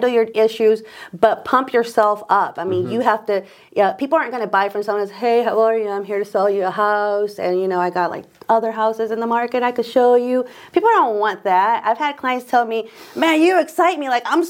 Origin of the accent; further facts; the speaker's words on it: Omaha, Nebraska, United States; I grew up in South Omaha